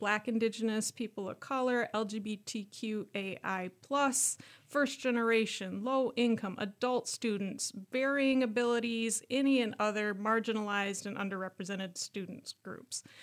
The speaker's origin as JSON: {"language": "English", "town": "Worthington", "region": "Minnesota", "country": "United States", "tie": "born or raised there", "moved": "yes", "said": "I grew up in a small city in southwest Minnesota called Burlington"}